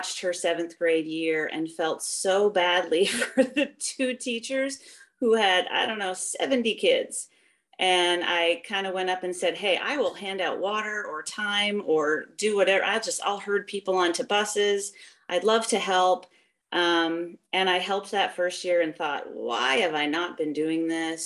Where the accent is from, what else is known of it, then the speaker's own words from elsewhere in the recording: just north of Toronto, Ontario, Canada; moved away as an adult; also born or lived in Iowa; now in United States; I grew up in Canada, just north of Toronto, and started running when I was 10.